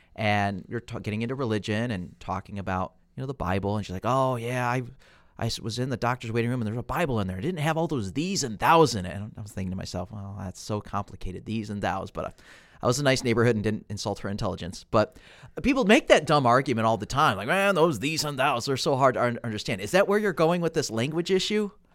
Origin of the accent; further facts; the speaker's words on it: United States; I'm an American